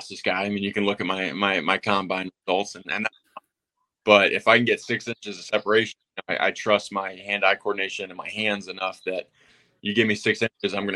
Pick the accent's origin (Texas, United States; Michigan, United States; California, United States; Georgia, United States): Georgia, United States; Atlanta; moved away as an adult; also born or lived in London, United Kingdom / Indiana; now in Tampa, United States; I grew up in a suburb of Atlanta